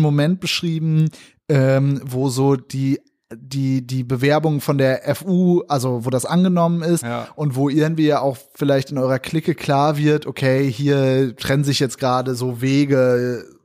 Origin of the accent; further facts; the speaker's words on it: Northern Germany, Germany; moved away as an adult; now in Berlin, Germany; ich komme ja aus Norddeutschland